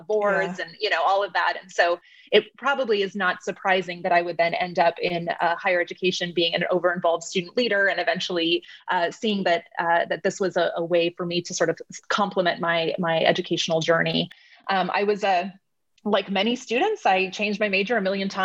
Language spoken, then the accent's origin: English; Phoenix, Arizona, United States; I was born and raised in Phoenix